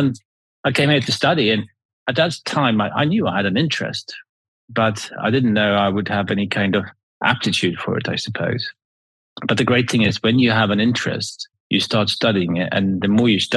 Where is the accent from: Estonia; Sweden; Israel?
Sweden; now in New Forest, United Kingdom; I grew up in Sweden.